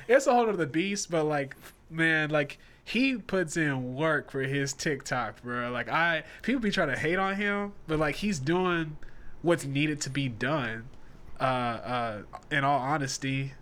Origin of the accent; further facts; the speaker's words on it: Nashville, Tennessee, United States; now in Charlotte, United States; We're based in Charlotte, North Carolina, and I'm originally from Nashville, Tennessee